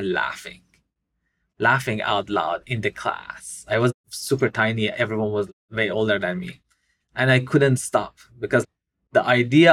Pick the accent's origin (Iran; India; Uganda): Iran; moved away; I grew up in Iran